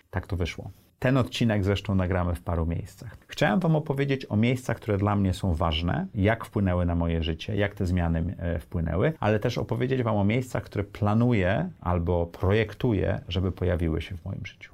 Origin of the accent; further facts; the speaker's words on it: Tricity, Pomeranian Voivodeship, Poland; moved away as an adult; also born or lived in New York, United States; now in Warsaw, Poland; Urodziłem się w Trójmieście, mieszkałem i w Sopocie, i w Gdyni, i w Gdańsku